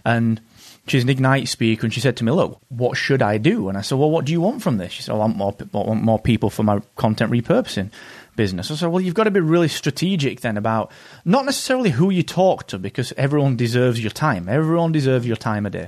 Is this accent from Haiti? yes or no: no; England, United Kingdom; Being an English person in the U S at conferences